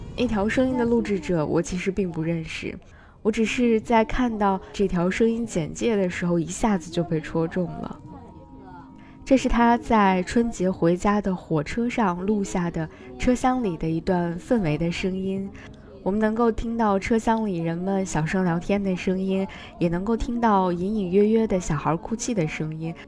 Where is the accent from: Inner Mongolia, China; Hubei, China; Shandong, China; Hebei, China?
Hebei, China; moved away; 可能是因为我的家在河北，梁红老师的家在河南，其实离得非常近